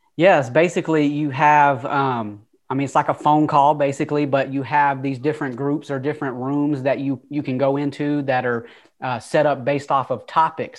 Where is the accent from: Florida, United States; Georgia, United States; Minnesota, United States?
Georgia, United States; Atlanta; accent: Southern twang; moved away; also born or lived in California; I don't know if you can tell by the twang, but like I said before, I'm from Atlanta. I'm not originally from California. Uh, you could probably hear that Southern twang in my voice. Uh, but yeah, I was born in Atlanta